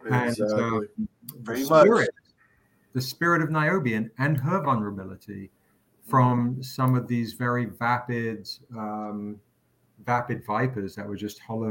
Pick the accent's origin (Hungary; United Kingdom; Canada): United Kingdom; England; moved away as an adult; now in United States; I grew up in England, and I'm 50 this year